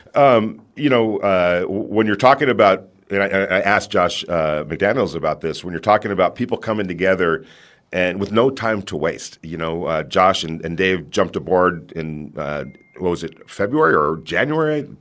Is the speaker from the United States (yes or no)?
yes; New York City, New York, United States; I'm a New Yorker